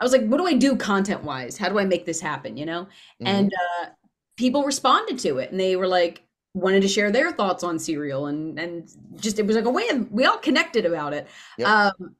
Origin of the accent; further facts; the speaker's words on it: Northeast, United States; I'm from the Northeast, but I didn't start wrestling stuff in the Northeast.